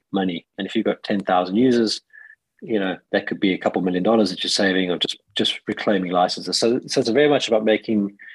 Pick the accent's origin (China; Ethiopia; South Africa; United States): South Africa; now in United Kingdom; I am a South African living in the UK